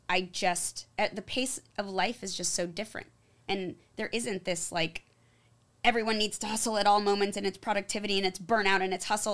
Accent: Los Angeles, California, United States; growing up in L

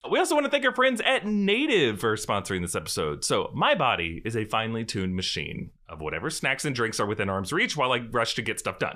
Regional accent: Jacksonville, Florida, United States; We're from Jacksonville

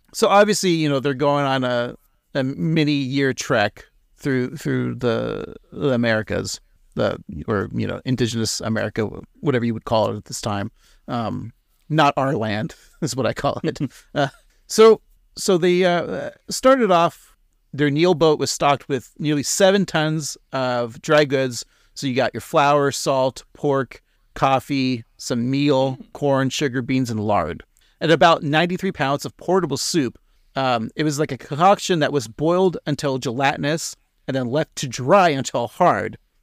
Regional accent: Pacific Northwest, United States; we're from the Pacific Northwest

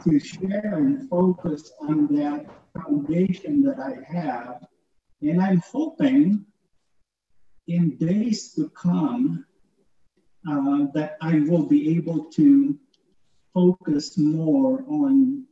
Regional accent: Philippines; moved away as an adult; now in Black Forest, United States; growing up in the Philippines

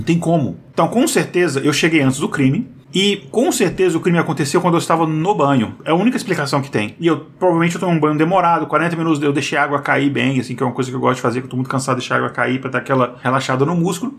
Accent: Brazil; sou brasileiro

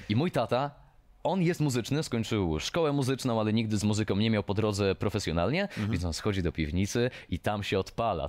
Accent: Mikołów, Silesian Voivodeship, Poland; ja jestem z Mikołowa

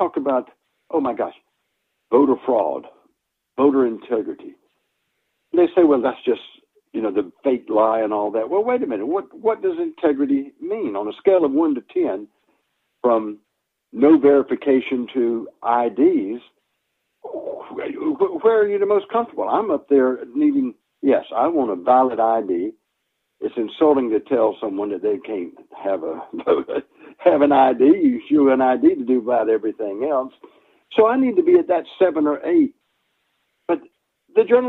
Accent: Boone, North Carolina, United States; moved away as an adult; also born or lived in Midwest / Chicago, Illinois / Rockford, Illinois; now in Virginia, United States; I'm a hillbilly from Boone, North Carolina

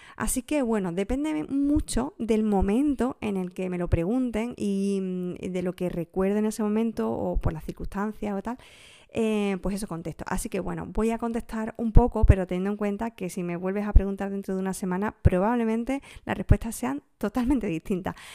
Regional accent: a village in Huelva, Andalusia, Spain; En mi pueblo es muy común y también en otros pueblos más o menos de la zona, como Villarrasa también en Huelva

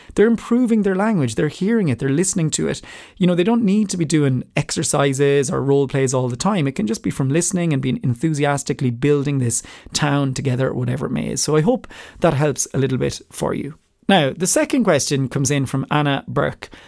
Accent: Ireland; I have a different accent 'cause I'm from Ireland

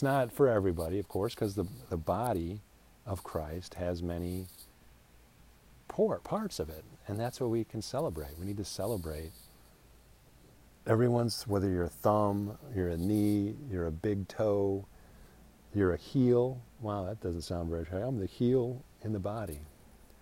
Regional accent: United States; I'm an American

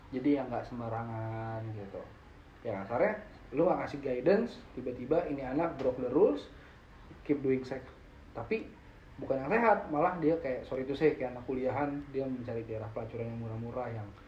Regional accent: Indonesia; no I'm Indonesian

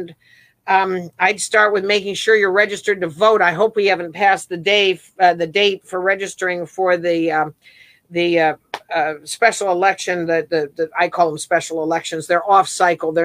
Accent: Central Oregon, United States; I grew up in Central Oregon. I still have a house there

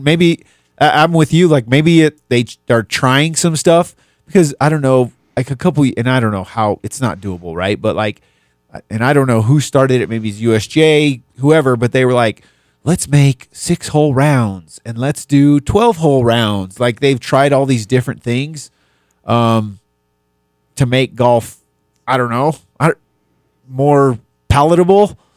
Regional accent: New Mexico, United States; moved away as an adult; also born or lived in Dallas; growing up in New Mexico was a little different

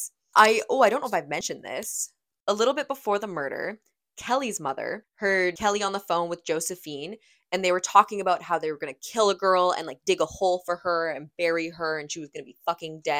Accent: Victoria, British Columbia, Canada; we grew up in Victoria. We were teenage girls in Victoria.

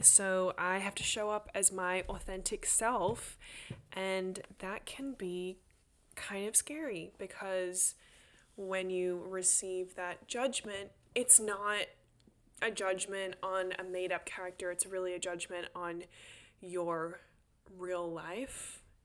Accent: Australia; also born or lived in Sydney, Australia; now in United States; I am an Australian

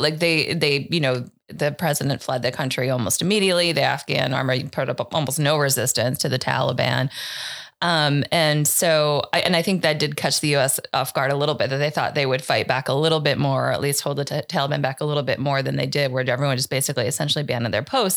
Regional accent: United States; as an American

